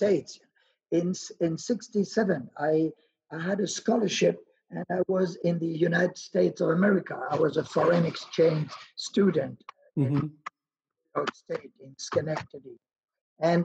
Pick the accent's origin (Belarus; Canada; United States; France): France; Cherbourg, Normandy; English is a second language; moved away; I lived in Cherbourg, which is right in front of England